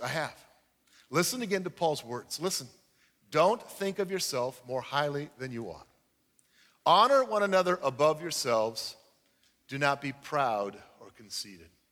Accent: United States; I'm an American

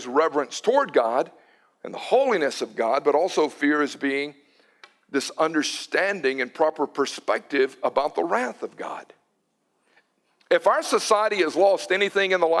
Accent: Newton, United States; I was growing up in Newton, my grandparents on the Cash side, they lived on the old mill village

